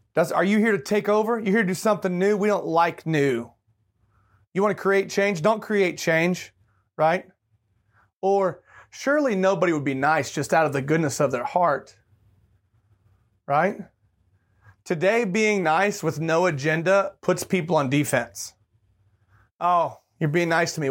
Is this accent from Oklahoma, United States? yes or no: yes; Tulsa, Oklahoma, United States; moved away; I was born in Tulsa, Oklahoma